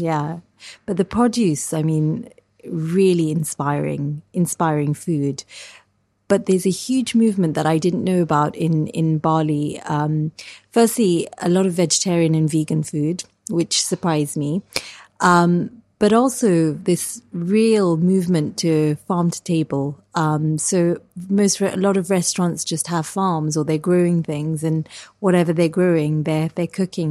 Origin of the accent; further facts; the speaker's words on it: Kenya; now in United Kingdom; I grew up in Kenya in this kind of really wild terrain